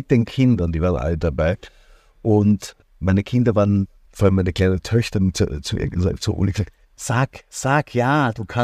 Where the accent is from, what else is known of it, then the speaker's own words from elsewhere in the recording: Upper Austria, Austria; born there; ich bin in Oberösterreich geboren, bin eigentlich wirklich gebürtiger Salzkammergutler ja, und fühle mich auch hier wirklich beheimatet.